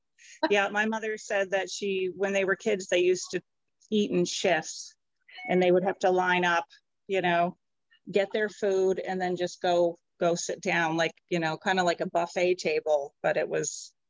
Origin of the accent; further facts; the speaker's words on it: Barrington, Rhode Island, United States; also born or lived in Dover, New Hampshire / Durham, New Hampshire; now in Exeter, United States; I was born in Dover, actually. We lived in Durham when I was a kid till probably the late 70s. And then my family, we moved to Rhode Island. So I actually grew up in Barrington, Rhode Island.